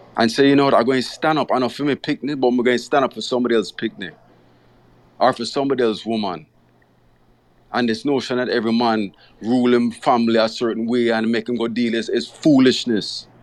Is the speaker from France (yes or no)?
no; Jamaica; growing up in Jamaica